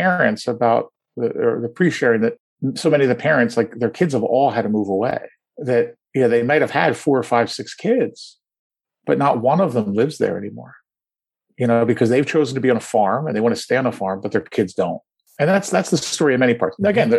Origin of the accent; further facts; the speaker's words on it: United States; I was born and raised in America.